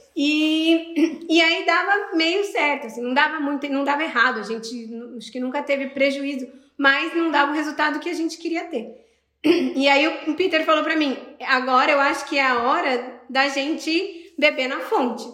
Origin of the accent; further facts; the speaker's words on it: Sorocaba, São Paulo, Brazil; moved away as an adult; now in Brussels, Belgium; Eu sou de Sorocaba, em São Paulo